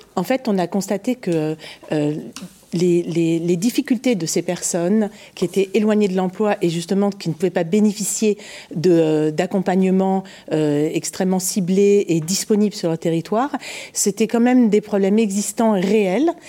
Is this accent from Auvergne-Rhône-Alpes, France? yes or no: no; Paris, Île-de-France, France; je suis parisienne